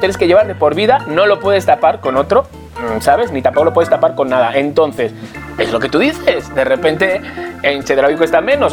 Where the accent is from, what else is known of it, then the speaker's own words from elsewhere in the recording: Spain; now in Mexico; soy español